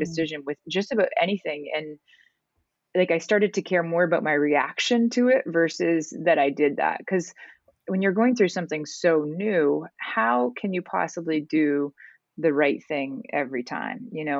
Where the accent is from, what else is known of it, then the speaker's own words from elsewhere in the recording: Canada; moved away as an adult; I'm originally from Canada